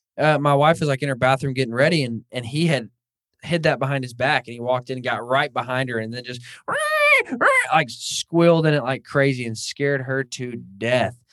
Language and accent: English; Northwest Arkansas, United States; moved away as an adult; now in Kansas, United States; I grew up in Northwest Arkansas where there's some decent bear hunting